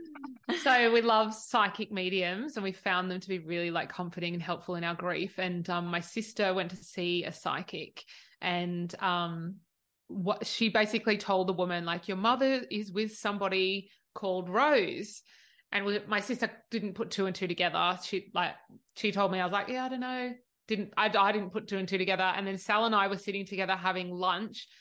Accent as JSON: {"language": "English", "country": "Australia", "said": "I'm the Aussie"}